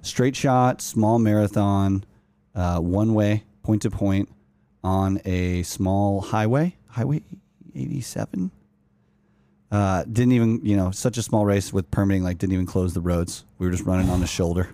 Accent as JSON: {"language": "English", "region": "Utah", "country": "United States", "tie": "born or raised there", "also_born_or_lived": "Los Angeles, California", "moved": "as an adult", "said": "Growing up in Utah"}